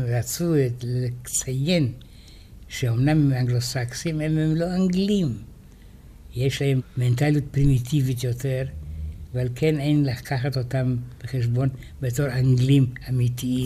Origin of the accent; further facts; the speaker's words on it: Israel; אנחנו ישראלים